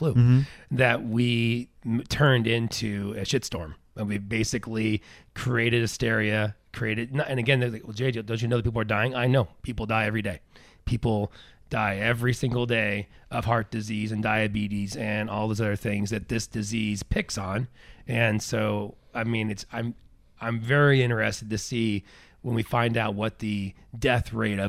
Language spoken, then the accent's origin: English; Grants Pass, Oregon, United States; We're rednecks from Grants Pass. The population 80,000.